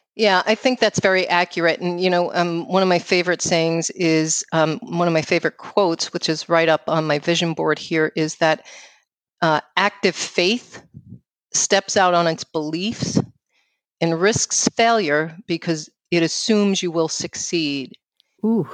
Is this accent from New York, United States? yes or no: yes; New York City, New York, United States; accent: New York; moved away; I grew up uh, in New York City